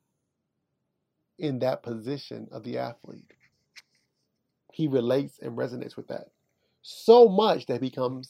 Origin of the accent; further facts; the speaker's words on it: Kansas City, Missouri, United States; I'm from Kansas City, Missouri.